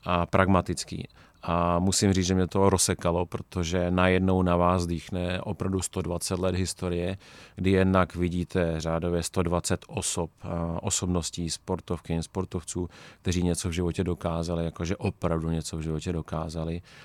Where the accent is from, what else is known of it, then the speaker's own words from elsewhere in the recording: Czechia; my jako Češi